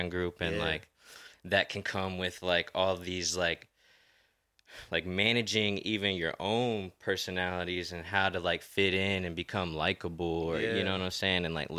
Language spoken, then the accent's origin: English; Connecticut, United States; born there; also born or lived in Virginia / Maryland / Hawaii; So I was born in Connecticut, moved to Suffolk, Virginia.